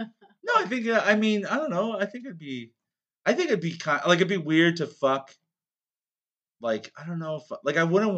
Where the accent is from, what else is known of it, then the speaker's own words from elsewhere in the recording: Canada; I was from Canada